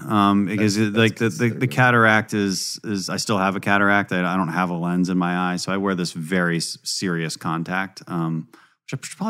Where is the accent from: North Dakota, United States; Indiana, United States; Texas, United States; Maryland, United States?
Texas, United States; Houston; So we're from Houston, and that's why they were living in Scotland.